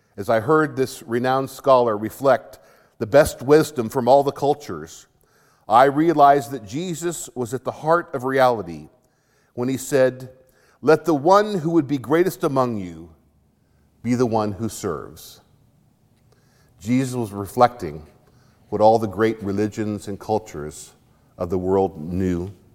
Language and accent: English; Arizona, United States; When I was growing up in Arizona